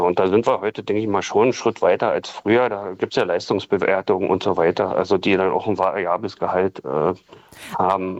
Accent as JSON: {"language": "German", "region": "Saxony", "country": "Germany", "also_born_or_lived": "Berlin", "moved": "yes", "lives_now": "Königs Wusterhausen, Germany", "said": "ja, komme ich aus Sachsen"}